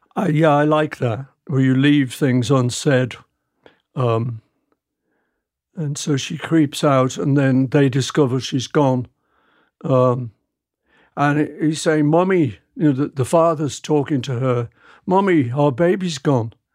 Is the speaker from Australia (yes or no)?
no; England, United Kingdom; I'm English